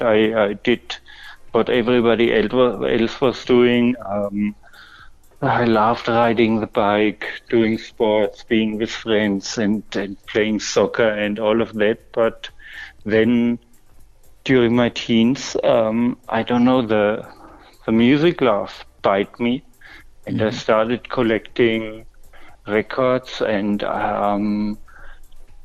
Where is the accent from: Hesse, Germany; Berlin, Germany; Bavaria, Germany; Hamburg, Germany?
Bavaria, Germany; Würzburg; my hometown